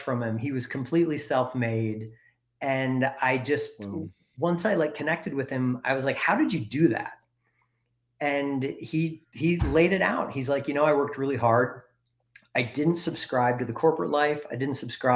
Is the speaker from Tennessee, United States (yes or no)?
no; Wisconsin, United States; now in Bend, United States; growing up in Wisconsin, most of my family, if you look back, were either farmers or they were machinists